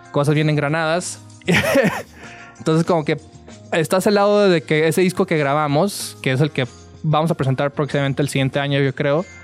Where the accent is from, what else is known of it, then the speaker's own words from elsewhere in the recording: Tijuana, Baja California, Mexico; Perdón, soy de Tijuana, entonces todavía tengo problema de diferenciar entre satélite y Ciudad de México.